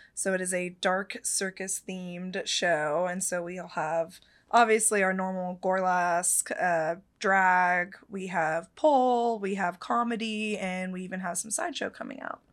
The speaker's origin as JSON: {"language": "English", "town": "Petaluma", "region": "California", "country": "United States", "tie": "born or raised there", "said": "Petaluma, California, out in the Bay Area, um, and that's actually the town I grew up in."}